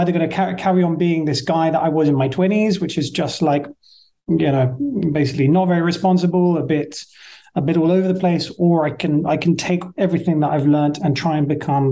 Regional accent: Marlow, South East England, United Kingdom; moved away as an adult; now in Dubai, United Arab Emirates; growing up in Marlow. It is so quintessentially, English

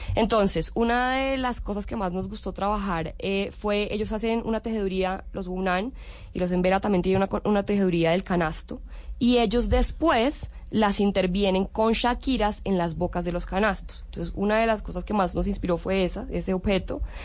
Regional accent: Colombia; moved away as an adult; also born or lived in Italy; siempre me ha sentido muy colombiana, muy orgullosa ser colombiana

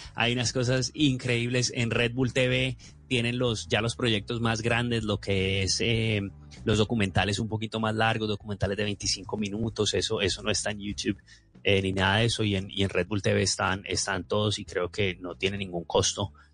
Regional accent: Colombia; uno como colombiano

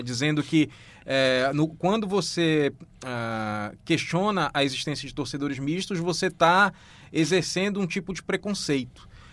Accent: Pará, Brazil; eu sou paraense

